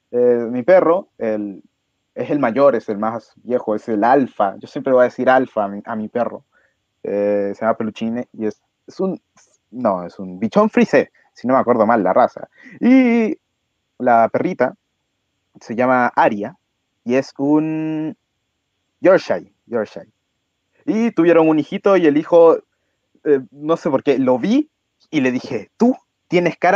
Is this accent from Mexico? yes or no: no; Ecuador; now in Chile; conocí antes de venirme para acá Chile. De hecho, el peluchín eh, viene de allá, viene de allá de Ecuador, de donde yo vengo, nos lo trajimos para acá.